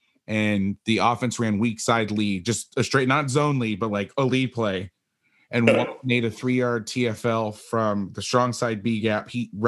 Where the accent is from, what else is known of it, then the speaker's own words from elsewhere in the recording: Florida, United States; moved away as an adult; also born or lived in Orlando; So I came home to Florida